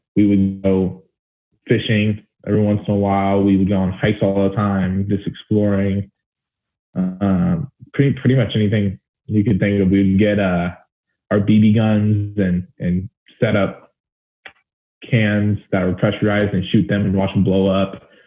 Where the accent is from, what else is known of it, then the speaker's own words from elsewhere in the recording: Alpine, California, United States; Alpine's uh, it's a small town, East County, San Diego, and I grew up there since I was two years old.